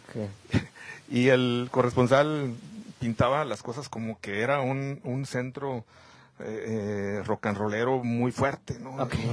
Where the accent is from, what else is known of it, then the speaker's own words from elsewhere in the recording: Camargo, Chihuahua, Mexico; now in Monterrey, Mexico; yo soy originario de Camargo, Chihuahua, donde pues desde muy pequeño, desde niño, estuve en contacto con las cuestiones periodísticas